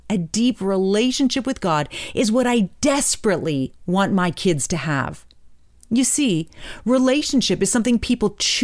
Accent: Hamilton, Ontario, Canada; my hometown, Hamilton, Ontario

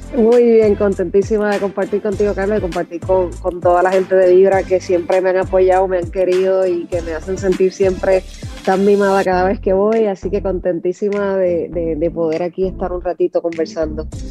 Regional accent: Puerto Rico; Puerto Rico, que es mi, obviamente que, es mi tierra y que, es mi cuna

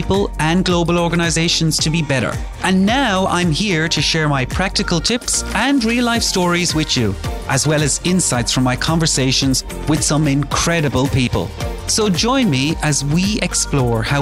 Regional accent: Ireland; I grew up in Ireland, pretty nice background

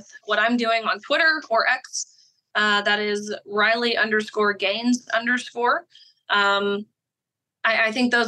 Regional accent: Tennessee, United States; Tennessee, my home state

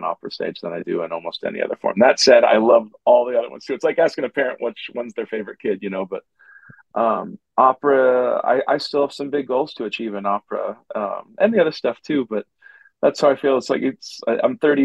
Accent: Missouri, United States; moved away; I am from Missouri

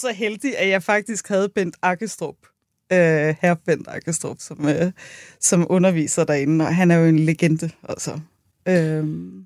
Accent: Buerup, Zealand, Denmark; Jeg er fra Vestjylland.

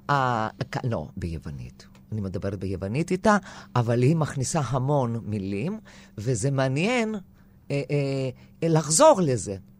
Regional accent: a small village in northern Greece, Greece; first language Greek; Hebrew is a second language; moved away as an adult; now in Israel; נולדתי בצפון יוון, בכפר קטן, שדיברו מין, אה, אה, דיאלקט, אה, אה, קווקליוטיקה

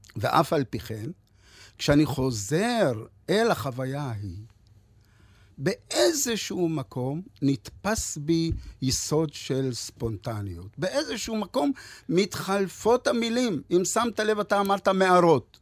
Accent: Ra'anana transit camp and Lod, Central District, Israel; also born or lived in Lod / North Africa; כשהייתי ילד מתרוצץ במעברת רעננה ובלוד

